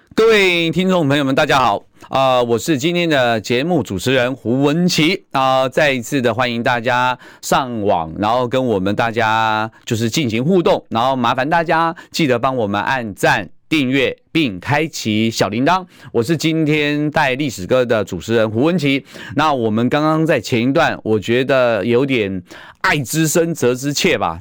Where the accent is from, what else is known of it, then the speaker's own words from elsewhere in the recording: Taiwan; 我们台湾人，啊，世界拼搏